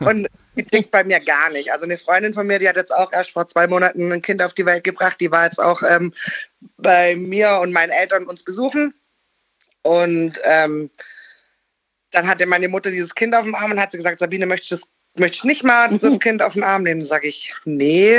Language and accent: German; near Konstanz, Baden-Württemberg, Germany; ich komme aus Baden-Württemberg